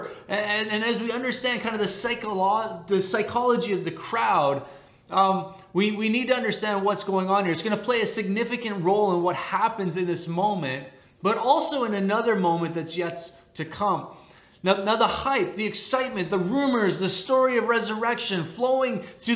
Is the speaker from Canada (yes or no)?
yes; Canada; As a Canadian